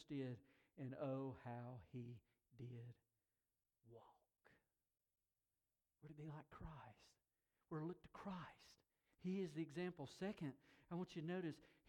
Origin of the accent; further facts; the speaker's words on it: Tuxedo, North Carolina, United States; In my hometown, there is a zircon mine.